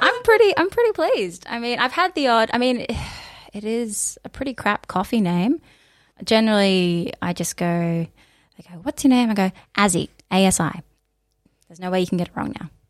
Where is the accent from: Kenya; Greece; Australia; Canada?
Australia; Mildura, Victoria; now in Melbourne, Australia; came back here, uh, uh, to Mildura, where my dad was living at the time. So, yeah, and that's where I was born and grew up and all